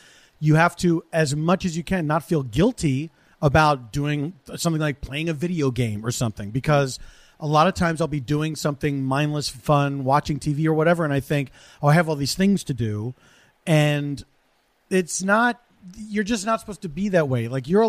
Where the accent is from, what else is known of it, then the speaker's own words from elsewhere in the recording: Philadelphia, Pennsylvania, United States; my hometown.